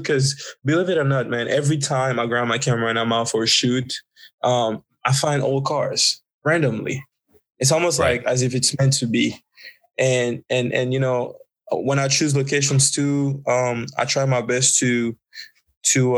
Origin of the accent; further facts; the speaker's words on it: Côte d’Ivoire; moved away; I'm actually originally from the Ivory Coast, Cote d'Ivoire, West Africa.